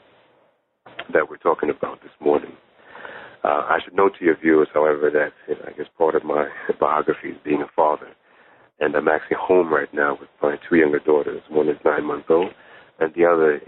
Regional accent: Jamaica; moved away; I was born in Jamaica in the Caribbean, but my mother's family are from Ghana, West Africa

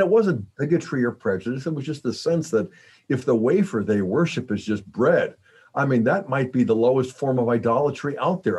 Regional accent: Pittsburgh, Pennsylvania, United States; I grew up in Pittsburgh

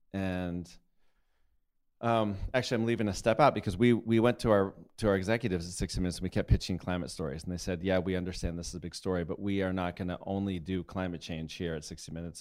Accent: Colorado, United States; I grew up in Colorado, up in the mountains

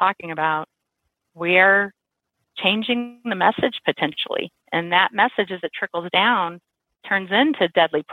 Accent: Missouri, United States; I grew up in Missouri

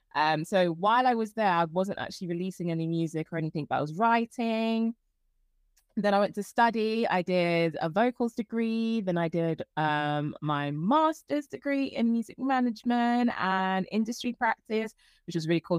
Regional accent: London, United Kingdom; I'm from London. I'm from Croydon

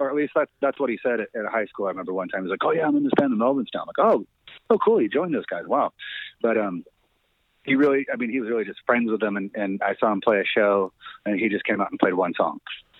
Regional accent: Aberdeen, Washington, United States; I did. In Aberdeen, Washington.

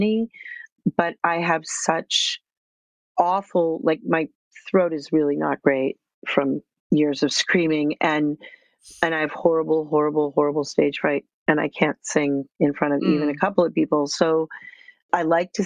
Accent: Cambridge, Massachusetts, United States; I grew up in Cambridge, Massachusetts.

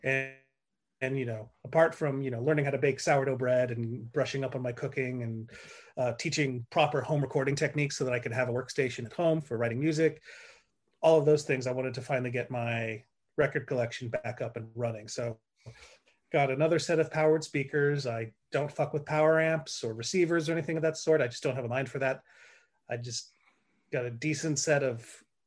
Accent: central coast of California, United States; my hometown I grew up in on the central coast of California

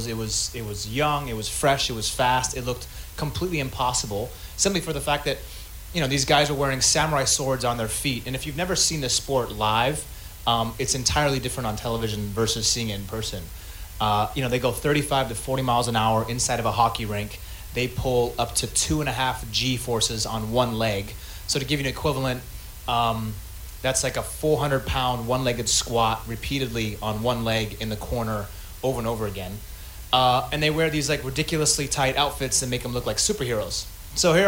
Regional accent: Seattle, Washington, United States; I'm from Seattle

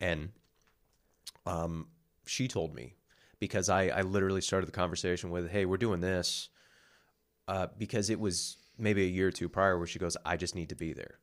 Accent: West Coast, United States; moved away; I'm from the West Coast

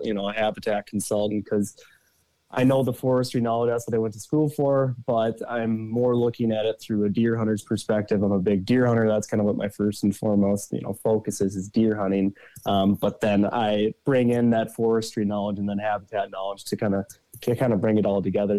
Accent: south of the Twin Cities, Minnesota, United States; I'm from uh, Minnesota. I grew up kind of in the metro area of south of the Twin Cities area

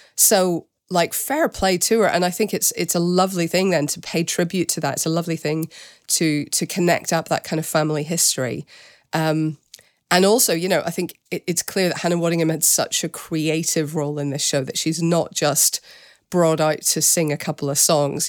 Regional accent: Northern Ireland, United Kingdom; my hometown in Northern Ireland

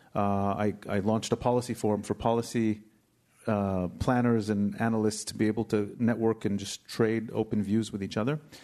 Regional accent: United States; now in Israel; growing up in the States

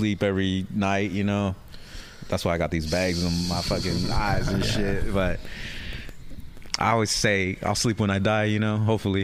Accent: San Jose, California, United States; also born or lived in Modesto; I was born and raised in San Jose. And then after high school, I moved to Modesto

